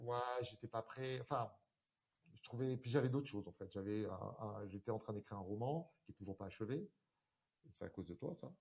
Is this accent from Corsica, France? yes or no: yes; Corsica, France; rentrer en Corse